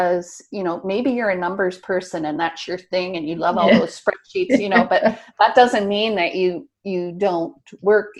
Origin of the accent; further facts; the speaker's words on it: Nova Scotia, Canada; moved away as an adult; also born or lived in St. Albert, Alberta; I'm back in Nova Scotia now, and I grew up here in Nova Scotia